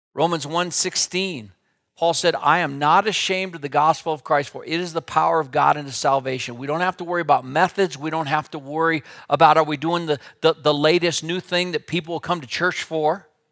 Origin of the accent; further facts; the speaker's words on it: Wheatland, Wyoming, United States; also born or lived in Minneapolis; I grew up out here in Wyoming, and my dad was a pastor in Wheatland